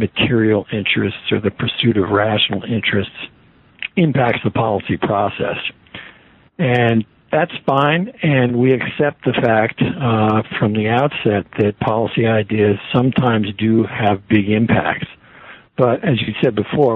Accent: United States; I'm an American

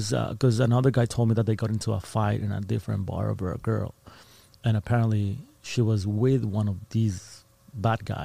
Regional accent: Ciudad Juárez, Chihuahua, Mexico; also born or lived in Texas; I was born and raised in Ciudad Juarez, in this border city just across El Paso, Texas

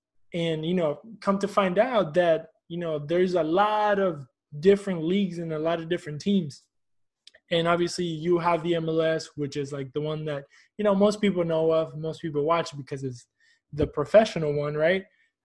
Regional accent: Houston, Texas, United States; I grew up here in Houston. You know, I'm Argentinian, but I grew up here in Houston.

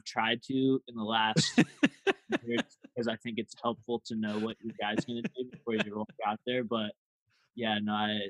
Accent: Indiana, United States; my hometown in Indiana

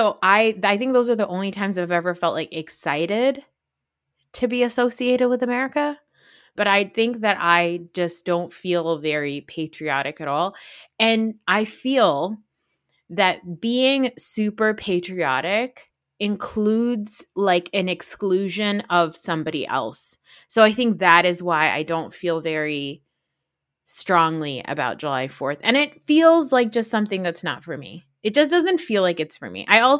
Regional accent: Saudi Arabia; now in United States; where are you from? And I'd say Saudi Arabia. And they'd be like, do you speak Arabic? And I'd be like, no.

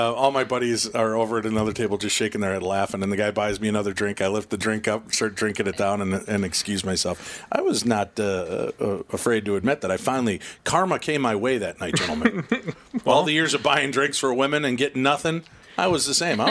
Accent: Minnesota, United States; from Minnesota in the state, you know, in the States.

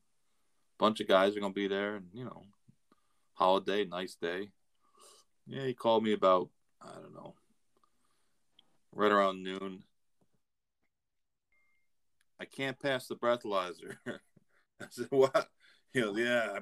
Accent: Florida, United States; I'm from Florida

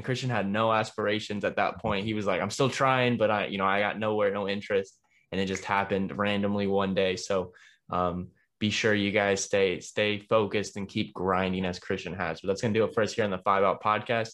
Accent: Dallas, Texas, United States; growing up in Dallas

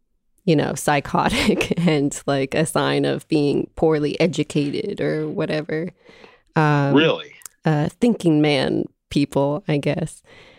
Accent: New Jersey, United States; since I'm from a very blue place. I'm from New Jersey

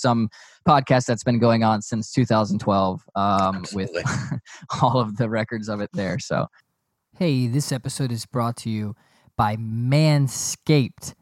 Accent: Raleigh, North Carolina, United States; now in Georgia, United States; growing up in Raleigh, there were you know a couple rinks

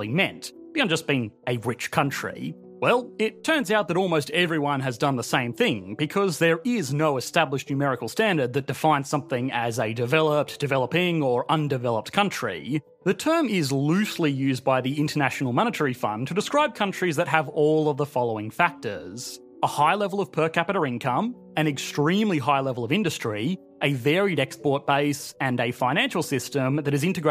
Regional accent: Australia

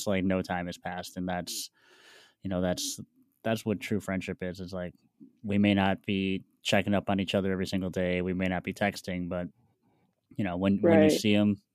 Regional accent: Wisconsin, United States; also born or lived in Milwaukee, Wisconsin; I'm from Wisconsin

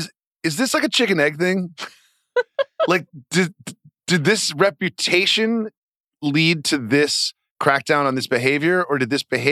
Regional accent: United States; I think you can tell we're American pretty quickly.

